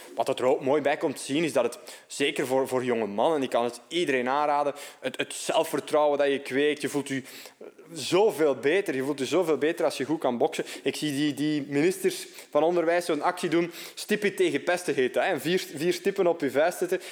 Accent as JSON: {"language": "Dutch", "town": "Opwijk", "region": "Flanders", "country": "Belgium", "tie": "born or raised there", "also_born_or_lived": "Dendermonde", "said": "afkomstig uit Opwijk. Eh, geboren in Dermonde, maar getogen in Opwijk eigenlijk."}